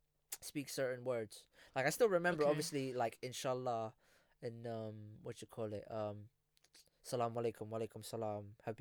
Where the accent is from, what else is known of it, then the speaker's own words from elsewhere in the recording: Philippines; first language Filipino; English is a second language; my first language was Filipino, obviously.